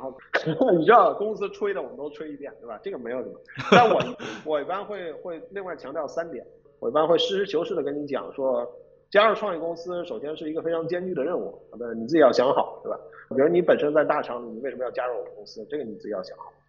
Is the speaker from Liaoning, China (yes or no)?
no; Beijing, China; also born or lived in Shenzhen; 因为我本身是北京人，所以说北京我也比较熟悉